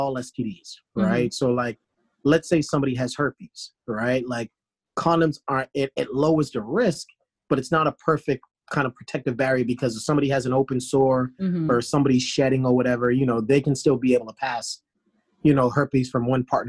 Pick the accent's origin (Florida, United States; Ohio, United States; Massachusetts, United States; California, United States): Massachusetts, United States; Boston; also born or lived in New York / Washington, D.C.; now in Atlanta, United States; I'm from Boston